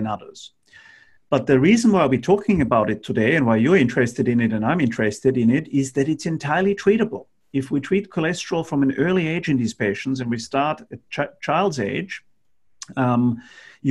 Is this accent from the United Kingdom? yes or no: no; Austria; now in Australia; Middle European countries like where I come from. I'm from Austria.